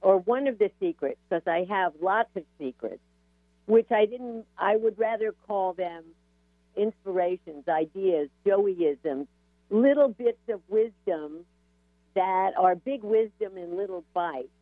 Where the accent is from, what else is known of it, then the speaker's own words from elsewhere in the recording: New York, United States; I was raised in New York in the suburbs